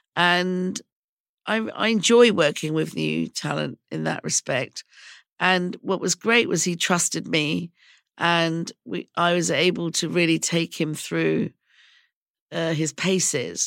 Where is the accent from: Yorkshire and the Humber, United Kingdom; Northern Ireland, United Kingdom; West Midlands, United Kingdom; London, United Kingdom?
London, United Kingdom; I was raised in England and I consider myself a Londoner